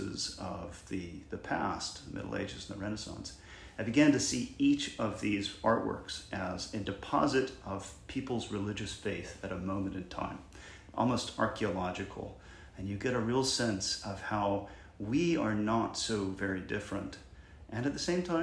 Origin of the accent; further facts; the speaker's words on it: Macon, Georgia, United States; growing up in Macon, Georgia, was a member of the Episcopal Church right across the street from my house